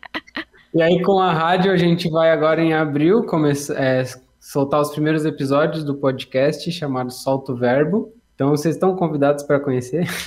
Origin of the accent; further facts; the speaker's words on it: São Miguel do Oeste, Santa Catarina, Brazil; Eu nasci numa cidade chamada São Miguel do Oeste